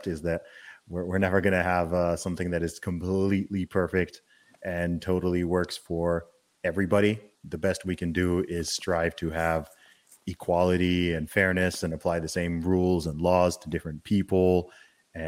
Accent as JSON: {"language": "English", "country": "United Kingdom", "moved": "yes", "said": "I'm British"}